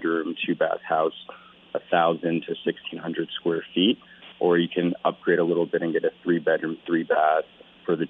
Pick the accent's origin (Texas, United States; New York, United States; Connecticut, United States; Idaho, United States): New York, United States; moved away as an adult; also born or lived in Syracuse, New York / Los Angeles, California; now in Nicaragua; I grew up in New York